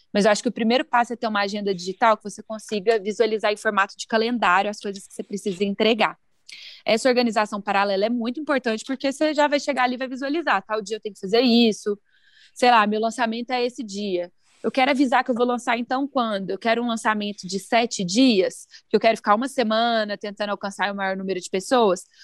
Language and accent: Portuguese; Araguari, Minas Gerais, Brazil; now in Belo Horizonte, Brazil; sou de Araguari, de lá que conheço o Lucas